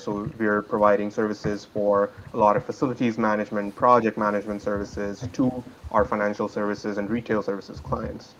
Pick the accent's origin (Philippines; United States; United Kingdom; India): India; moved away as an adult; I hail from India. That's where my family is